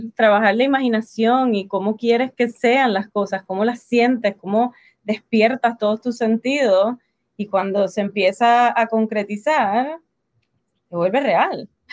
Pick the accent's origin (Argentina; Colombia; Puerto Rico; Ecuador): Puerto Rico; accent: Puerto Rican; moved away as an adult; now in United States; soy de Puerto Rico, boricua, nacida en Puerto Rico, en el Caribe, así que por eso mi acento